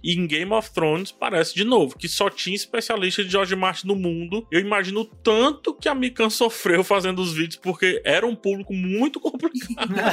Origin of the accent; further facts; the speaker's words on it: Ceará, Brazil; eu sou do Ceará, eu falo Vix